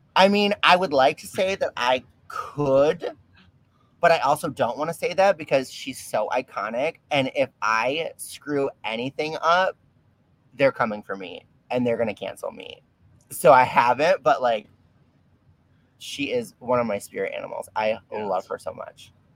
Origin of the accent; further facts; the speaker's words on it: Detroit, Michigan, United States; I'm actually born and raised down in uh, Detroit